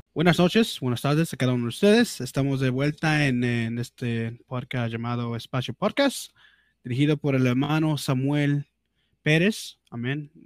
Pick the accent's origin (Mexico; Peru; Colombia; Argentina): Peru; accent: Peruvian; Spanish is a second language; mi, mi, mi acento peruano